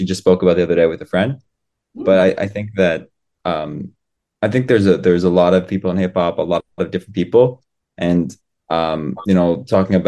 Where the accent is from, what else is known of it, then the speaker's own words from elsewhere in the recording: Colorado, United States; first language English; moved away as an adult; now in Israel; I was born in Colorado, so the mountain